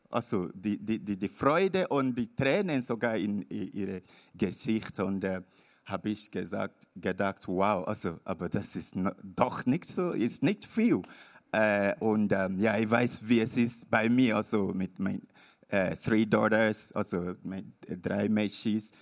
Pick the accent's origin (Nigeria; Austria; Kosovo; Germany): Nigeria; German is a second language; moved away; bin ich in Nigeria, also mein Heimatort